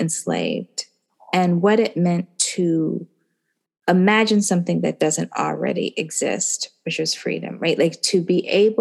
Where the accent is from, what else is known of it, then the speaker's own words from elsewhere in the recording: Birmingham, Alabama, United States; being from Birmingham